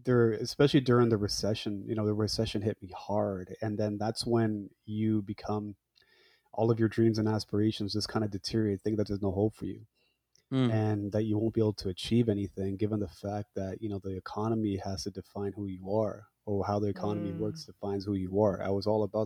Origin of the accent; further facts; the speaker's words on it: Hamilton, Ontario, Canada; also born or lived in Scarborough, Ontario; I'm a Punjabi guy, born and raised in Hamilton, Ontario, fled to Scarborough, Ontario.